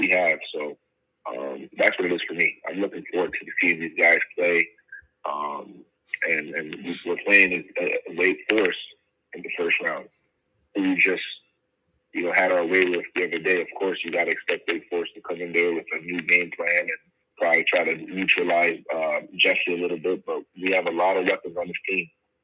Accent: Montreal, Quebec, Canada; born or raised there

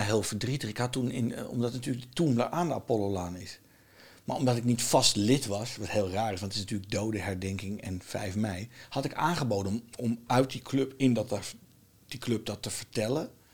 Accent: Netherlands; accent: Dutch; mijn accent was een beetje Nederlands

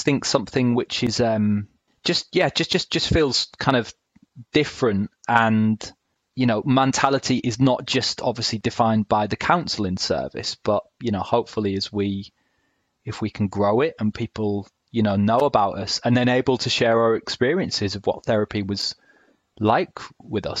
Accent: Hull, Yorkshire and the Humber, United Kingdom; now in South of England, United Kingdom; I'm based in the South now, have been for a decade, but I spent a large part of my childhood growing up in Hull in East Yorkshire

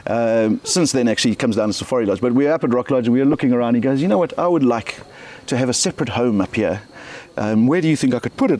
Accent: South Africa; I'm South African

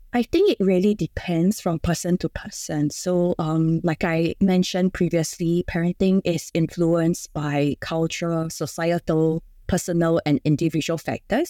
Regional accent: Singapore; I'm from Singapore. So being in Singapore, uh, we are kind of expected by societal standards

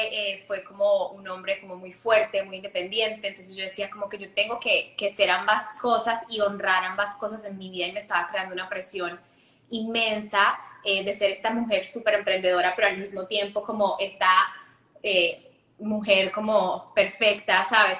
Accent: Ibagué, Tolima, Colombia; yo crecí en Colombia, en una ciudad que se llama Ibagué

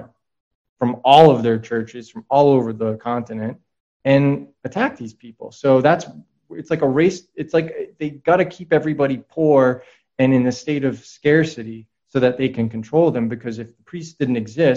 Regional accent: New England, United States; I come from New England

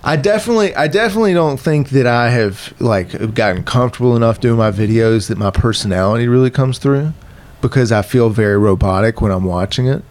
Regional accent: Virginia, United States; moved away; I'm from Virginia.

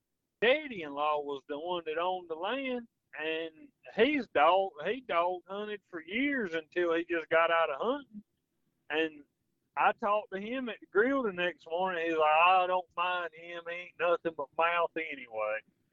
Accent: Texas, United States; Well, I'm from Texas, and I don't like dog hunting.

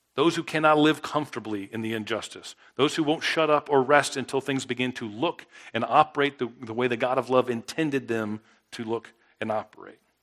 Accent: South Florida, United States; now in Mississippi, United States; I grew up in South Florida

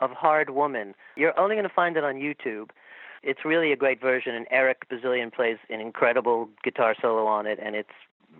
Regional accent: England, United Kingdom; now in Westchester, United States; Well, I grew up in England, but I've been in the States forever.

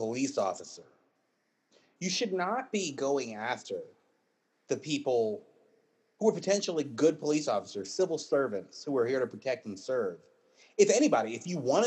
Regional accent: Virginia, United States; I'm from Virginia

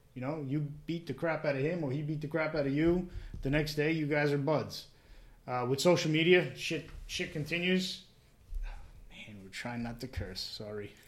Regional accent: New Jersey, United States; born and raised in Jersey

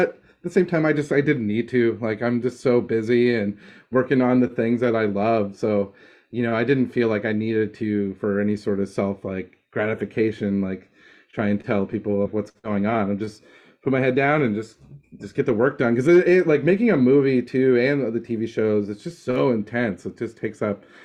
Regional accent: Dartmouth, Nova Scotia, Canada; now in Los Angeles, United States; my hometown in Dartmouth, Nova Scotia

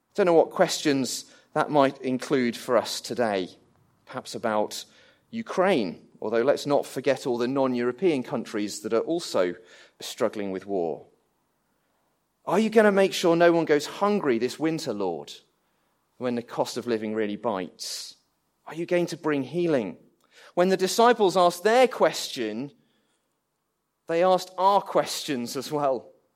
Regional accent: England, United Kingdom; I'm English.

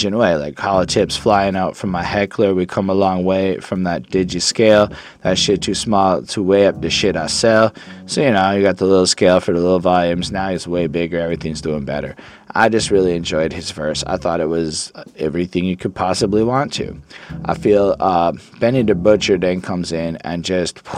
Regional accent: Quebec, Canada; I'm from Quebec. On parle français ici

